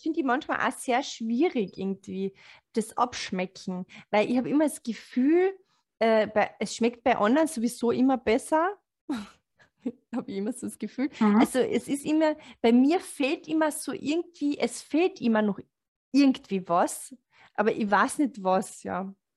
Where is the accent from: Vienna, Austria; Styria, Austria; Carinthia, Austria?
Carinthia, Austria; moved away; ich komme aus Kärnten